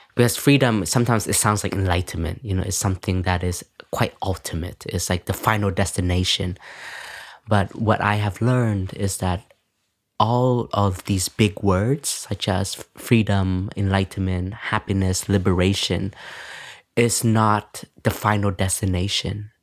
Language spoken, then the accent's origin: English; Canada; moved away; when we were growing up, me and my sister, um, my family, my parents were we're both, um, um, refugees, so enter into Canada